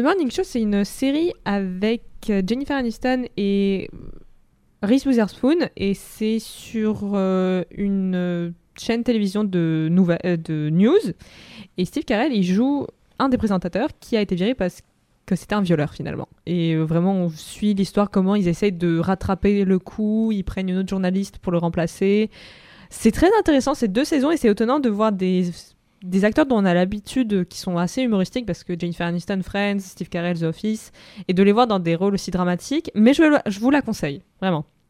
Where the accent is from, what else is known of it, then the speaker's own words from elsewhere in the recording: Russia; moved away; Moi, en tant que russe